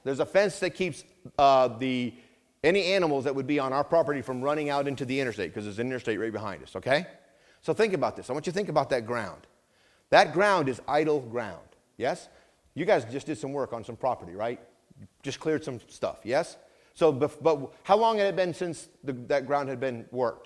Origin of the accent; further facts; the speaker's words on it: Vermont, United States; I grew up in Vermont